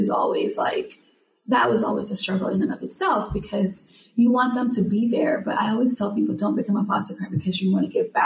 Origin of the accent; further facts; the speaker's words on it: Jamaica; now in United States; I'm from Jamaica, living here in the States